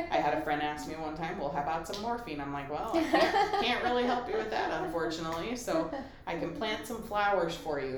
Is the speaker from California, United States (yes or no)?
no; Colorado, United States; now in Michigan, United States; And I grew up in Colorado. I love the outdoors and I appreciate the mountains and I can say I never took the mountains for granted. I looked at Pikes Peak every morning and I appreciated the snow on the caps and I loved Colorado